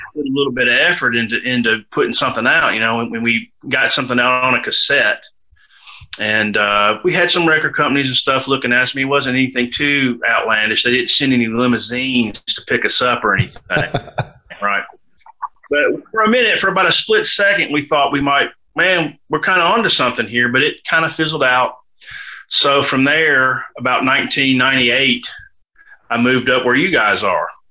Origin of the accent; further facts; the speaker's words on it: Memphis, Tennessee, United States; moved away as an adult; also born or lived in Tulsa, Oklahoma; I was born and raised in Memphis